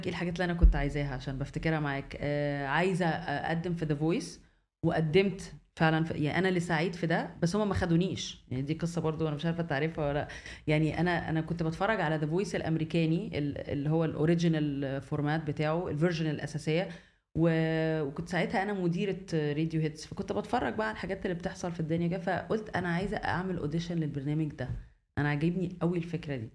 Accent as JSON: {"language": "Arabic", "town": "Alexandria", "region": "Alexandria Governorate", "country": "Egypt", "tie": "born or raised there", "lives_now": "Cairo, Egypt", "said": "اتولدت في اسكندريه ودخلت مدرسه الماني في اسكندريه ودخلت الجامعه في اسكندريه يعني حياتي كلها كانت في اسكندريه"}